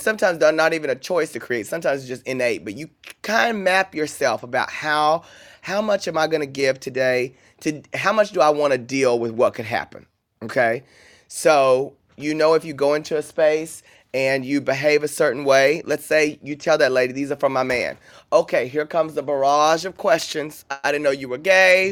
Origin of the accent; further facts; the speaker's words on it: Paris, Texas, United States; moved away; I grew up in Paris, Texas, where we didn't even have an airport